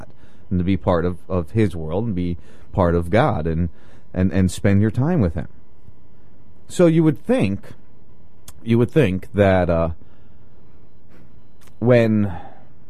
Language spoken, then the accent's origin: English; New Jersey, United States; now in Florida, United States; I grew up in South Jersey, right outside Philly